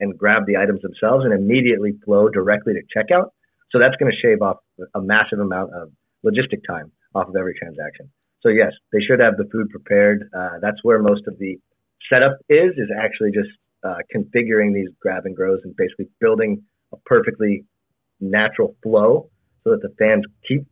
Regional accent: Bay Area, California, United States; I grew up in the Bay Area.

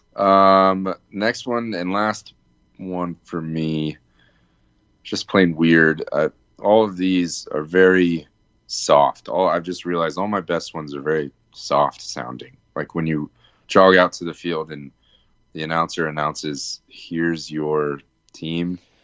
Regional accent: Virginia, United States; Growing up in Virginia

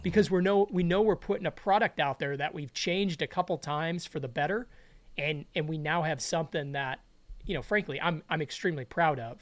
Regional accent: Chicago, Illinois, United States; I grew up in Chicago

